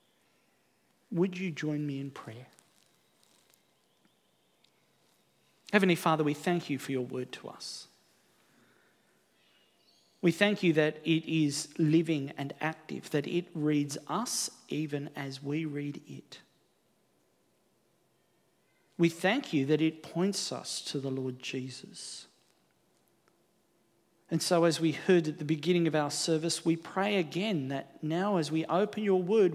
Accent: Australia; also born or lived in New Zealand; Here in Australia

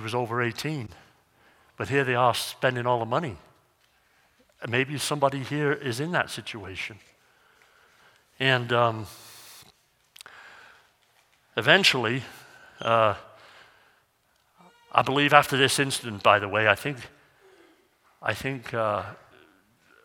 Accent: North Wales, United Kingdom; now in Missoula, United States; Where I grew up over in North Wales, they have like 55 to 65 inches of rain

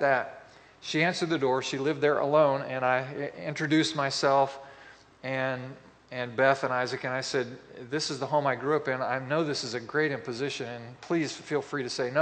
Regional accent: Boswell, Indiana, United States; moved away; my hometown, which is Boswell, Indiana

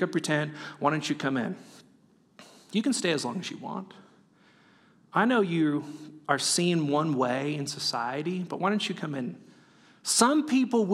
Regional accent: California, United States; moved away; I'm from California

